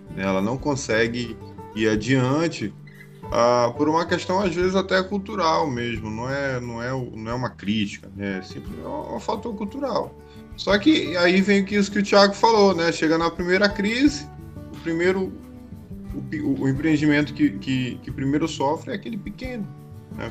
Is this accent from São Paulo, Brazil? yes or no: no; Belém, Pará, Brazil; now in Angicos, Brazil; eu sou natural de Belém do Pará